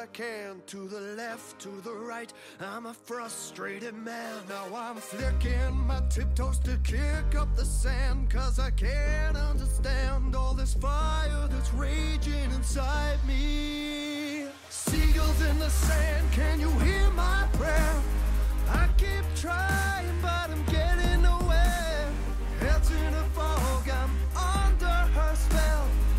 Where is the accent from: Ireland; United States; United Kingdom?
Ireland; And I think all of us, despite being Irish and despite not really allowing ourselves to enjoy success, I think for that night only, we reveled in it.